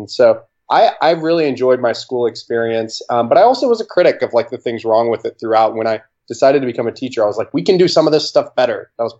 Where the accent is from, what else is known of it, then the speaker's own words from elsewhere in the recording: Oklahoma, United States; I'm from Oklahoma.